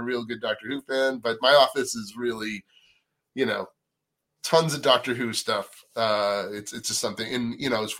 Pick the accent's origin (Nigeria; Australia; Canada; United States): United States; Natick, Massachusetts; moved away as an adult; I grew up on the East Coast in a town called Natick, Massachusetts